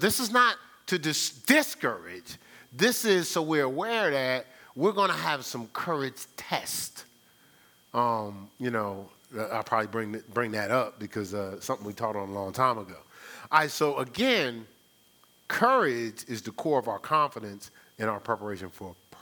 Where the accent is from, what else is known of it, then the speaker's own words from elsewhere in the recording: New Jersey, United States; moved away as an adult; now in Ohio, United States; I'm from New Jersey